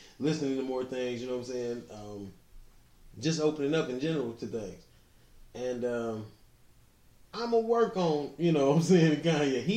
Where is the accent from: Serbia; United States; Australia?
United States; Highland Park, Michigan; I grew up in Highland Park, in the D